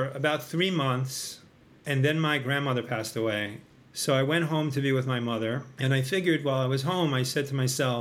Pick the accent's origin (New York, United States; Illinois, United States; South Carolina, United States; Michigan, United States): New York, United States; Long Island; I grew up in Long Island in New York